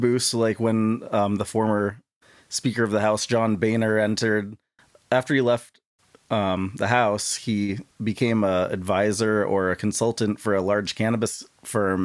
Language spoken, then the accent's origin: English; St. Albans, Vermont, United States; also born or lived in Bakersfield, Vermont / Humboldt State University, California; I grew up in Saint Albans, Vermont